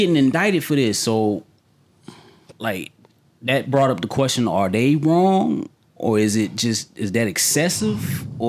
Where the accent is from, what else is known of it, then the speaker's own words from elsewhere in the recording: Georgia, United States; I grew up in Georgia.